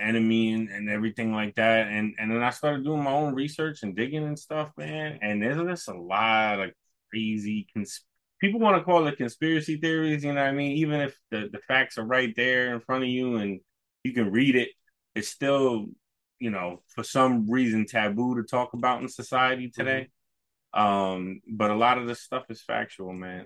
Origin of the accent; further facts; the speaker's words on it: New York, United States; moved away; also born or lived in Poconos / Maine; growing up in New York